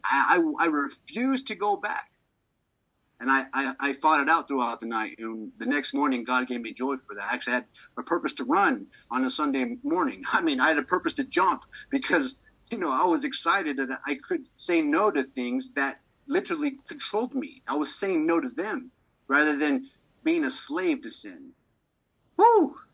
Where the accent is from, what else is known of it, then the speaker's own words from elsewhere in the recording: Maricopa, Arizona, United States; also born or lived in Tucson, Arizona; I'm going out to my hometown in Maricopa